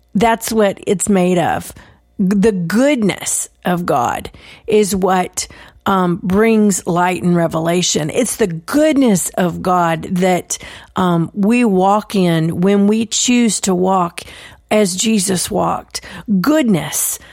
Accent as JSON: {"language": "English", "region": "Texas", "country": "United States", "said": "I'm from the South, I'm from Texas"}